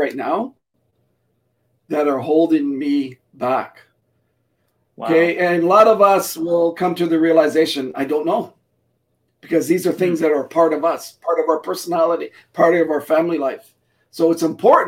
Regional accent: Canada; my parents were immigrants from Portugal before I was born. I was born here in Canada

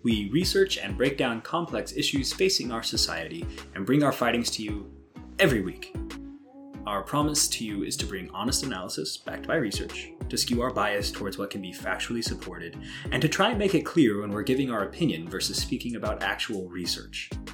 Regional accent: Southwest Missouri, United States; I grew up on Southwest Missouri

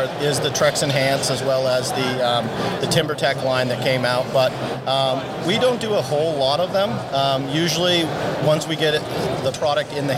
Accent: Maine, United States; moved away; I'm originally from Maine

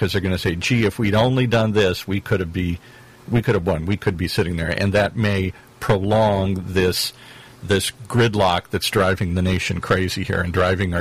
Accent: around Chicago, Illinois, United States; I'm from the Midwest. I grew up in, you know, around Chicago

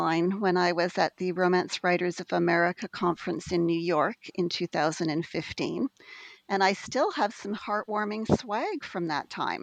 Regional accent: Western Canada, Canada; also born or lived in Alberta, Canada; I grew up in Western Canada. I lived for several years in Alberta, Canada

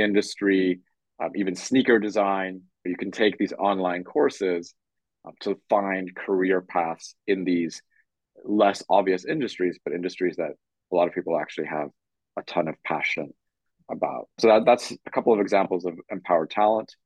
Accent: Canada; moved away as an adult; also born or lived in Poland / London / Tokyo / Hong Kong; I was born in Poland, grew up in Canada, and then lived in London, Tokyo, Hong Kong, and Singapore

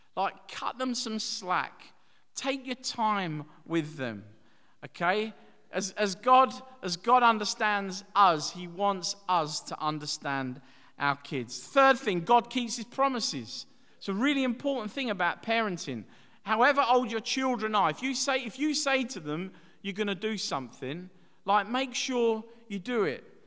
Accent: Dagenham, London, United Kingdom; growing up in Dagenham in the East End

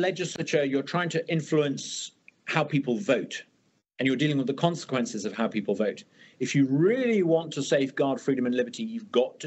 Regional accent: Uganda; also born or lived in United Kingdom; now in Mississippi, United States; I'm British by birth, Uganda raised, but Mississippi by choice.

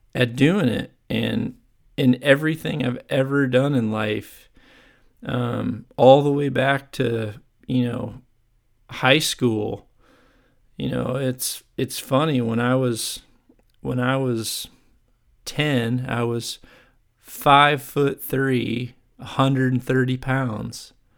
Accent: Chicago, Illinois, United States; moved away; I'm originally from the Chicago area. That's where I grew up and played.

